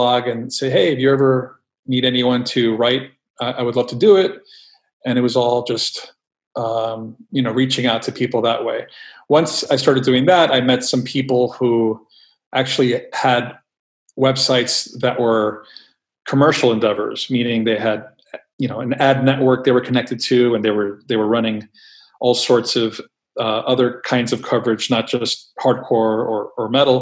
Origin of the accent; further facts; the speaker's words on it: New York City, New York, United States; growing up in New York City, there were places to get zines in stores